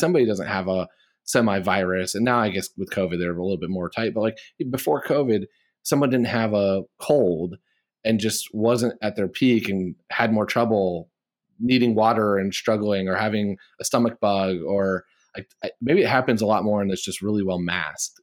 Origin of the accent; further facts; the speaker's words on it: Midwest, United States; I'm a Midwesterner